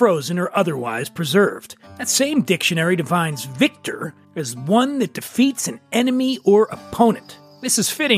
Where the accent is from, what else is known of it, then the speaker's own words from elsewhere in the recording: Philadelphia, Pennsylvania, United States; I am from Philadelphia, a Sixers fan